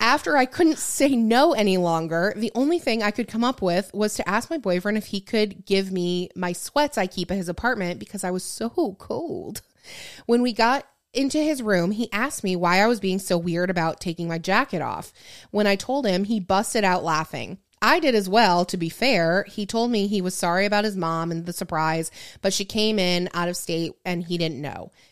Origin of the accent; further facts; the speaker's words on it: Michigan, United States; moved away; growing up in Michigan